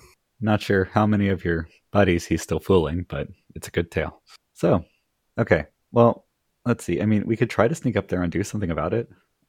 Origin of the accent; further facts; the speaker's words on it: California, United States; I grew up in California.